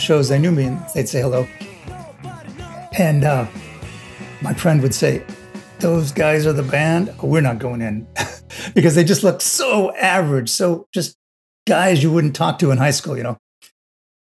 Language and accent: English; Los Angeles, California, United States; I grew up in Los Angeles